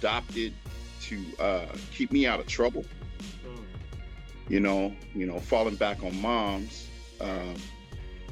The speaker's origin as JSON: {"language": "English", "town": "Oakland", "region": "California", "country": "United States", "tie": "born or raised there", "said": "I grew up in West Oakland and everything was centered around there"}